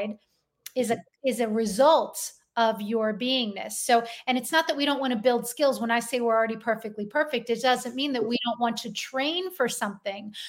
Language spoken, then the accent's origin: English; Philadelphia, Pennsylvania, United States; You can tell I'm from Philadelphia